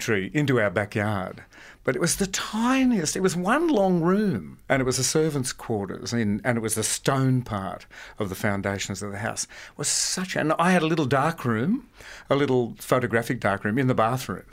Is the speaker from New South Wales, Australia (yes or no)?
yes; Sydney, New South Wales, Australia; born or raised there